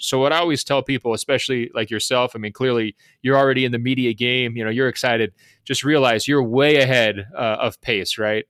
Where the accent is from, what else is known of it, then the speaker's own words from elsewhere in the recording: Beaverton, Oregon, United States; born and raised in Beaverton, Oregon